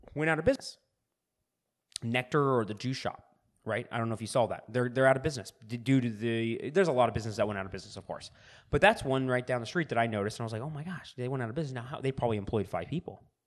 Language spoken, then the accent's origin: English; California, United States; Growing up in California